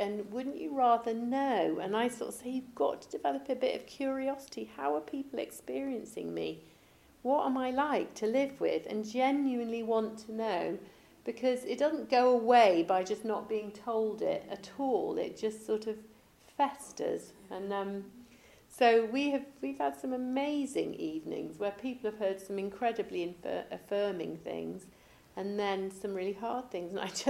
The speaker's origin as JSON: {"language": "English", "region": "England", "country": "United Kingdom", "said": "And they would never say it because we're very English and we don't want to."}